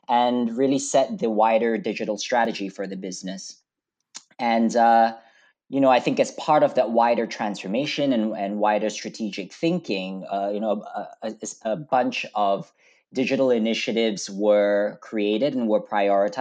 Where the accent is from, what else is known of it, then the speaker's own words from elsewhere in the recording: Malaysia; moved away as an adult; now in United Kingdom; I grew up in Malaysia, so I'm a Malaysian boy. I came over to the UK for university